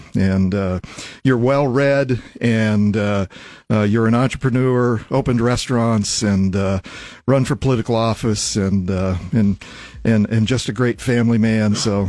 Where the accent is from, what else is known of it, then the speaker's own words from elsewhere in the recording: Lincoln, Nebraska, United States; I grew up primarily here in Lincoln